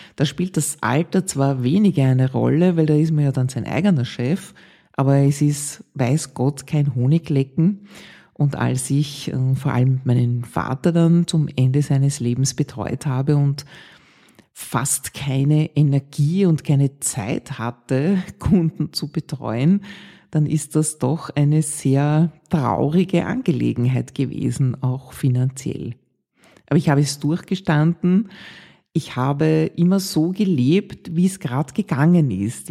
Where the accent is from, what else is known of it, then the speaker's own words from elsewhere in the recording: Vienna, Austria; in Ottergring, wo ich aufgewachsen bin